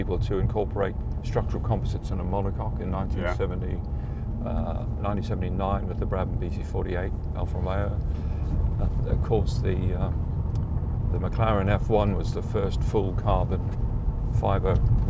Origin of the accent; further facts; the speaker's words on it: Durban, KwaZulu-Natal, South Africa; moved away as an adult; now in United Kingdom; growing up in South Africa, I was in the sort of English set part, which is Natal and Durban of South Africa